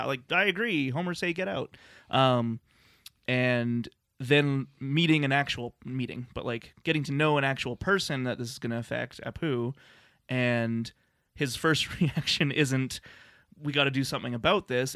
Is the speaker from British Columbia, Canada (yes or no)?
no; Lethbridge, Alberta, Canada; moved away as an adult; now in Calgary, Canada; growing up in Lethbridge, Alberta